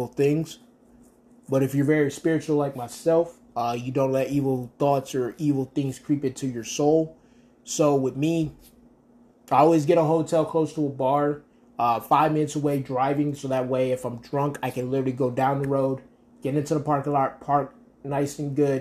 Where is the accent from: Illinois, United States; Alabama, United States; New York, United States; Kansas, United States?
New York, United States; Rochester; moved away; Rochester, New York is my hometown, is where I was born and where I was raised.